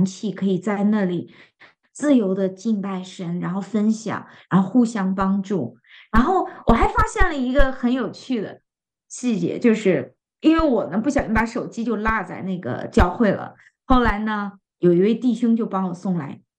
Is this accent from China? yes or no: yes; China; 因为这个食物真的是太适合我们中国人的胃了